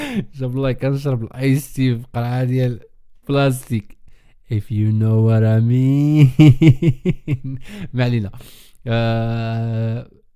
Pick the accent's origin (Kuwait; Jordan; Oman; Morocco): Morocco; انا مغربي